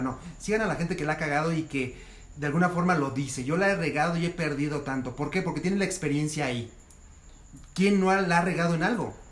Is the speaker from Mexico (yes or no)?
yes; Mexico; como los mexicanos lo hacemos